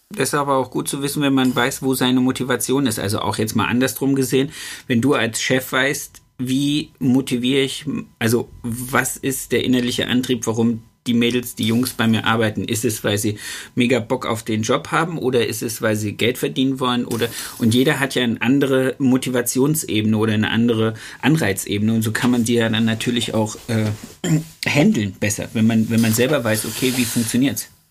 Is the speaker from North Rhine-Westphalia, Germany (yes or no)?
no; Nordhausen, Thuringia, Germany; ich komme ja aus Nordhausen am Rande des Harzes